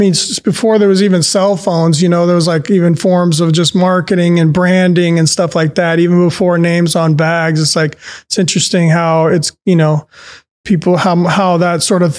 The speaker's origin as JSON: {"language": "English", "region": "southern Spain", "country": "Spain", "tie": "born there", "said": "I was actually born in Spain, in southern Spain, and my parents lived over there"}